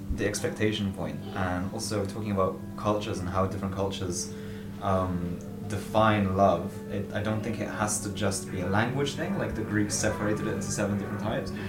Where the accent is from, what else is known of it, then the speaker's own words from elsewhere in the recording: London, United Kingdom; now in Berlin, Germany; I grew up in London